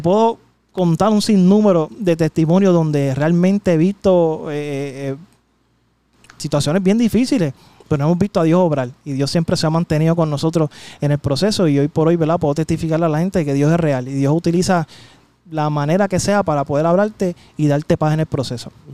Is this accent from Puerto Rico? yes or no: yes; San Juan, Puerto Rico; yo soy de Llorentorre